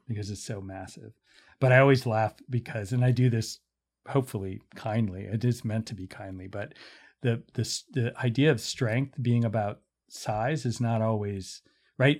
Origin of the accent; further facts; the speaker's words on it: Pittsburgh, Pennsylvania, United States; moved away; also born or lived in Iowa / Philadelphia / Chicago; I grew up in Pittsburgh